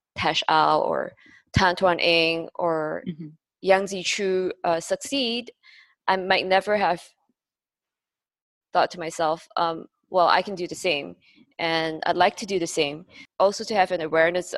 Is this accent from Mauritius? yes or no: no; Malaysia; moved away as an adult; also born or lived in Singapore; a Malaysian Chinese who was based in Singapore